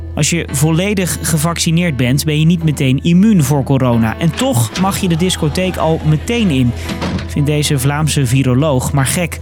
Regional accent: Netherlands; als Nederlanders

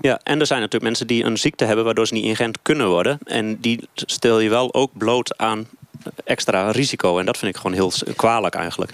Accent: Kampen, Overijssel, Netherlands

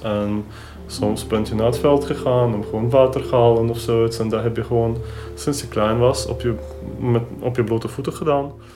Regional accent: Ukraine; moved away; Ik ben opgegroeid in de Oekraïne op het platteland

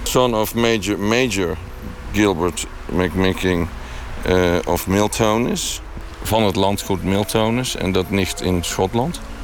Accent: Netherlands; also born or lived in 's-Hertogenbosch / Tilburg; ben ik Nederlander vanwege de Eerste Wereldoorlog

